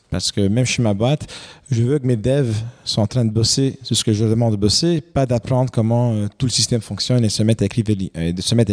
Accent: Quebec, Canada; je suis canadien, je, suis, pas, je suis québécois, je suis pas français

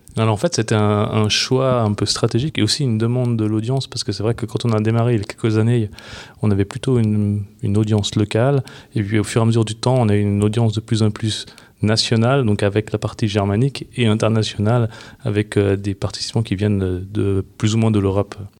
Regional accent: Switzerland; chez nous en Suisse

